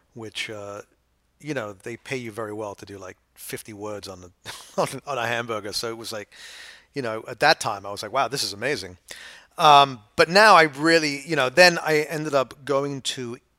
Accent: England, United Kingdom; now in New York, United States; I went from sort of bourgeois, coddled, middle class England to the Lower East Side.

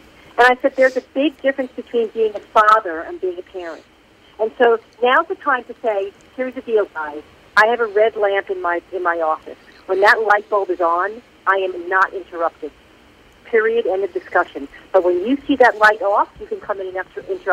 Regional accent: New York, United States; accent: North Jersey; now in Atlanta, United States; I'm from New York, but I live in Atlanta.

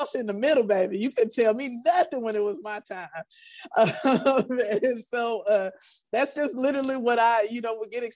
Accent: Prairie View, Texas, United States; I grew up in Prairie View, Texas.

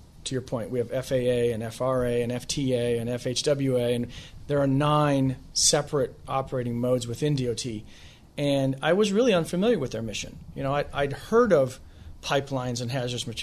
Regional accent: Midwest, United States; moved away as an adult; now in Washington, D.C., United States; I come from the Midwest, and I'm in flyover country

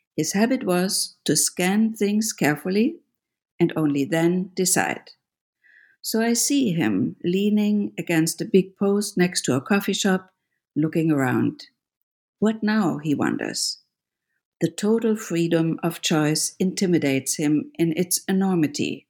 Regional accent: Germany; moved away; I grew up in Germany

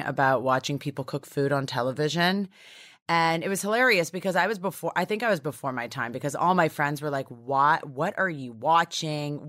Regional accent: Toronto, Ontario, Canada; now in United States; I'm from Toronto

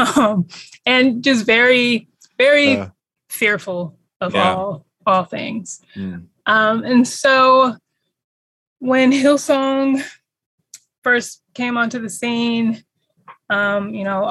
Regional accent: California, United States; I am a born Californian, so born and raised in California

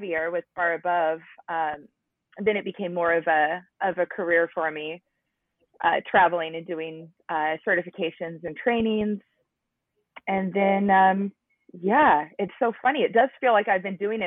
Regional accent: Washington, United States; I am from Washington, and I'm about 45 minutes south of Seattle, but born and raised in Washington

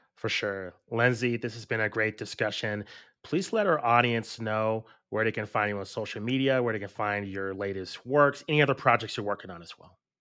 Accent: Albuquerque, New Mexico, United States; we grew up in Albuquerque, New Mexico

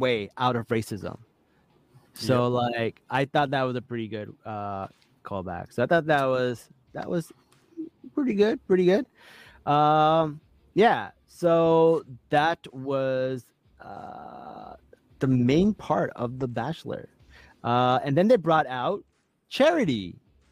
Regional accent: New York, United States; I'm from New York

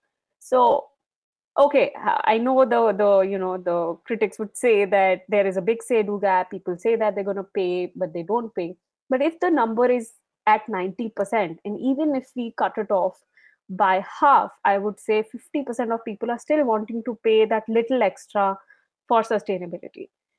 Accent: Darjeeling, West Bengal, India; I'm being from Darjeeling, you know how things have changed over time, and definitely overcrowding is an issue here.

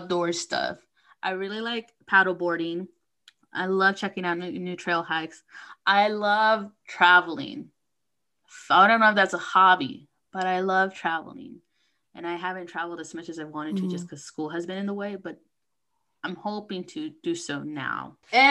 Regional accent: United States; I was born here in the States, so I'm Mexican American

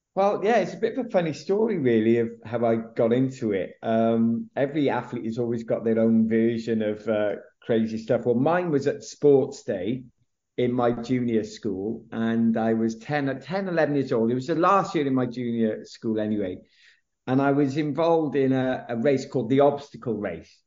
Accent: South Wales, United Kingdom; also born or lived in Nottingham; grew up in South Wales. Um, actually, I was born in Nottingham of all, all places

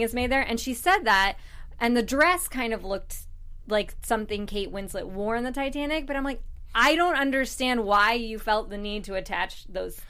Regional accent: United States; I'm an American

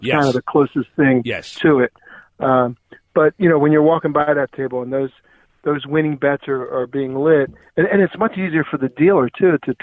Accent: Atlantic City, New Jersey, United States; I grew up in the Atlantic City area

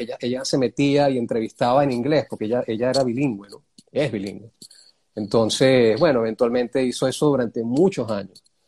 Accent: Caracas, Capital District, Venezuela; moved away as an adult; also born or lived in Wisconsin, United States / California, United States; yo crecí en San Bernardino, en la Avenida Los Próceres

